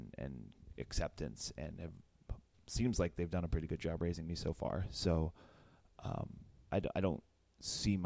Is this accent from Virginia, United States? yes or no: yes; Northern Virginia, United States; moved away; also born or lived in Pittsburgh; I grew up in Northern Virginia and moved to Pittsburgh